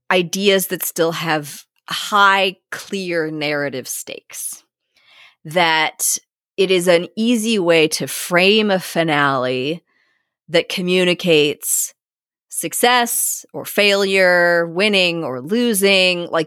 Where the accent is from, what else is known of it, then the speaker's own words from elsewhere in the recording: Australia; now in Folkestone, United Kingdom; I'm an Aussie. I enjoyed a successful career as a dentist in Australia.